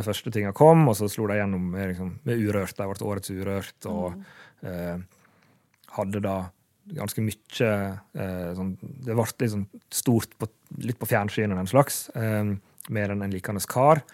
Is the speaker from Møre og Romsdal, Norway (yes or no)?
yes; Sunnmøre, Møre og Romsdal, Norway; accent: Sunnmøre dialect